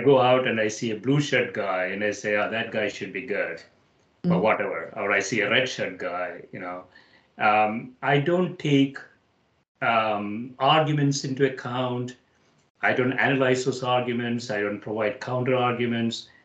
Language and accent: English; India; moved away as an adult; now in United States; I grew up in India